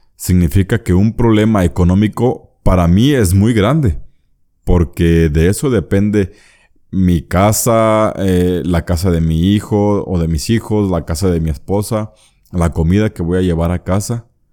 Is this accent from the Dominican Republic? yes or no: no; Mexico; yo soy mexicano.